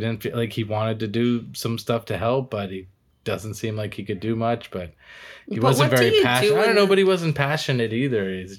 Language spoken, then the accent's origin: English; Massachusetts, United States; also born or lived in Florida; now in California, United States; I was from Massachusetts by way of Florida. I don't represent anywhere, really. I'm out here in California now.